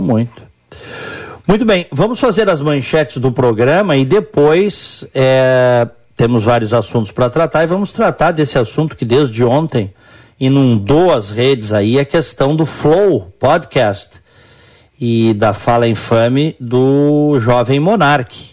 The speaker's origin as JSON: {"language": "Portuguese", "country": "Brazil", "tie": "born or raised there", "moved": "yes", "lives_now": "United States", "said": "nas casas que eu cresci no Brasil, a cozinha era separada da sala"}